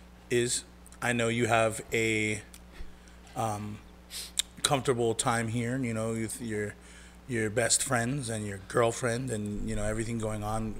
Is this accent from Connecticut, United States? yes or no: no; Kailua-Kona, Hawaii, United States; also born or lived in Anchorage, Alaska; now in Las Vegas, United States; originally, I'm from Hawaii.